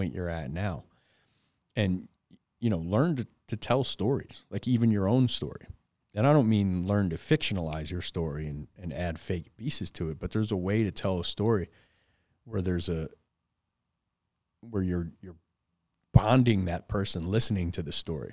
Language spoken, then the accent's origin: English; Detroit, Michigan, United States; growing up in Detroit, no dad, hanging around gangs and drugs